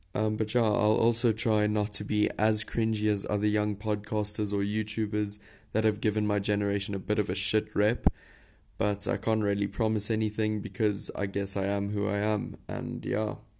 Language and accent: English; South Africa; you're probably wondering where my accent is from. Um, but I am a South African, born and bred.